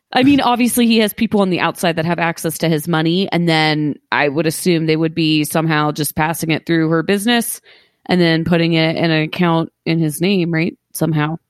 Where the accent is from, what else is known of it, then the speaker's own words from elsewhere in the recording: Columbus, Ohio, United States; I grew up around the Columbus Zoo